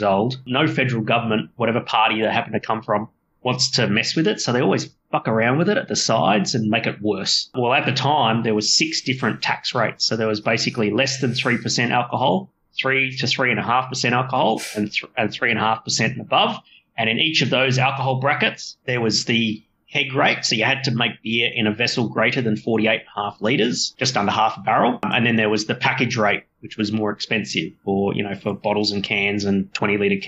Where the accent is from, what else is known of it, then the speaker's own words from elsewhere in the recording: Australia; my hometown here